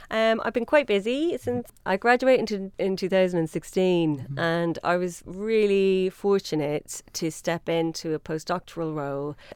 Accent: Dublin, Leinster, Ireland; accent: Irish; moved away; I'm from Dublin.

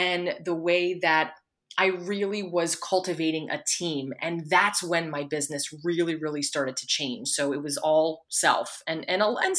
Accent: Pennsylvania, United States; moved away; I'm from Pennsylvania.

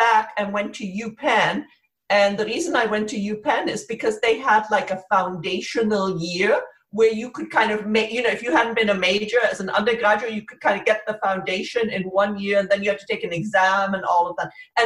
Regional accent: Connecticut, United States; also born or lived in Cairo, Egypt; when I was 8 years old, we immigrated to America, to Connecticut

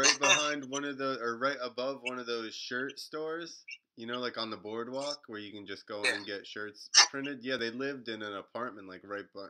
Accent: New Jersey, United States; And I'm from New Jersey.

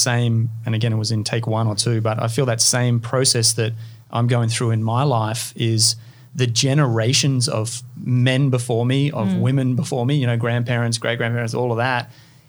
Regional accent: Far North Queensland, Australia; also born or lived in California; I grew up in Far North Queensland, so I grew up with a lot of Indigenous people.

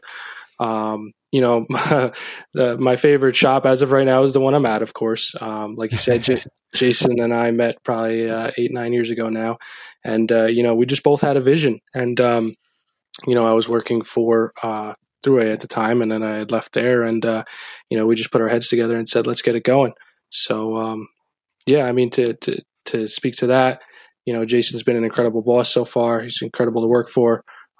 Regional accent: Rockland, New York, United States; we had a local store down by where I grew up in Rockland

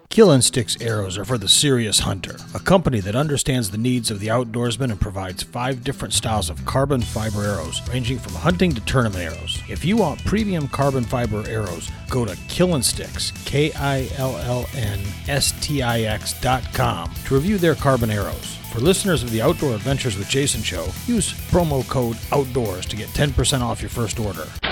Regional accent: east side of Michigan, United States; I grew up in Michigan and I grew up on the east side of the state

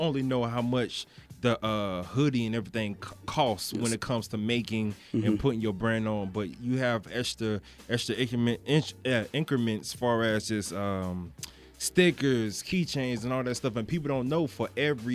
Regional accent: Broward County, Florida, United States; I'm from Florida. I'm from Broward County

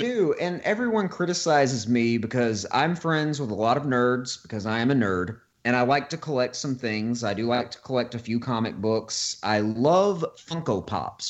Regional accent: Florence, Alabama, United States; here in uh, Florence, Alabama, my hometown

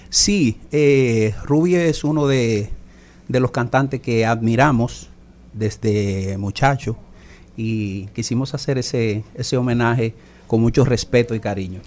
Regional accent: Dominican Republic; como buen dominicano, siempre, o sea, empecé en el merengue

